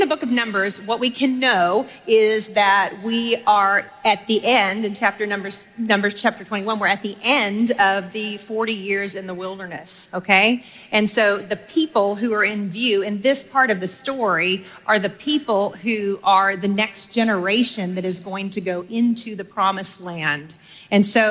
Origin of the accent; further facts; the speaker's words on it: Texas, United States; I grew up in Texas. I have lived there since I was 3.5 years old